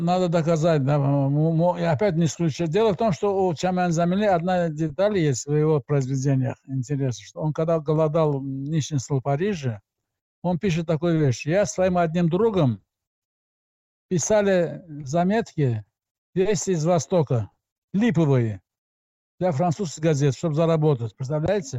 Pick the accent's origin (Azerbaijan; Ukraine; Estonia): Azerbaijan; moved away as an adult; я из Азербайджана, из Советского Азербайджана